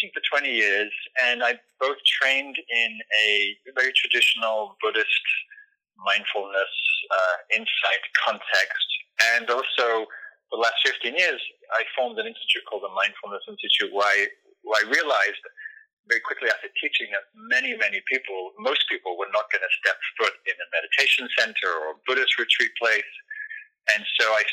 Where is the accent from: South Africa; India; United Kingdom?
United Kingdom; England; moved away; also born or lived in London; I was raised in England, and was in London at the time